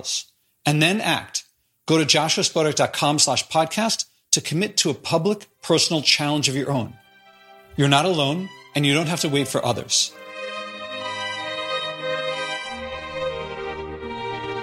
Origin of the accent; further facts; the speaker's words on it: Philadelphia, Pennsylvania, United States; moved away as an adult; I'm born in Philadelphia. I was raised in Philadelphia. The first 18 years of my life were in Philadelphia